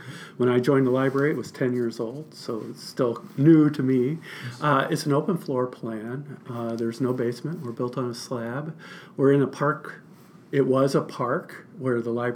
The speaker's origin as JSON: {"language": "English", "region": "Central Illinois", "country": "United States", "also_born_or_lived": "Winslow, Arizona", "moved": "as an adult", "said": "Midwest guy. I'm originally from Central Illinois"}